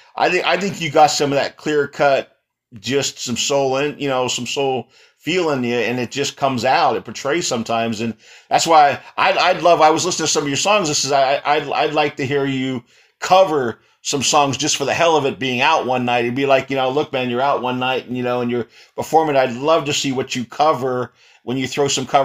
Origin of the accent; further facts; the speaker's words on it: East Coast, United States; moved away; also born or lived in Texas; I'm a Texas boy. I grew up on the East Coast